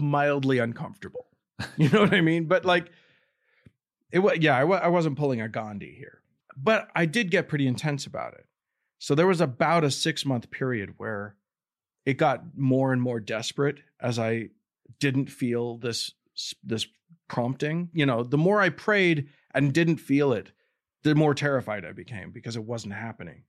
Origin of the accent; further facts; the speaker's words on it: Salt Lake City, Utah, United States; I grew up in Salt Lake City, which is kind of the epicenter of Mormonism.